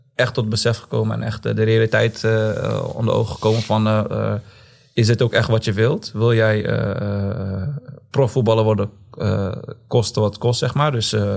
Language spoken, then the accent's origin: Dutch; Zwolle, Overijssel, Netherlands; Geboren en getogen in Zwolle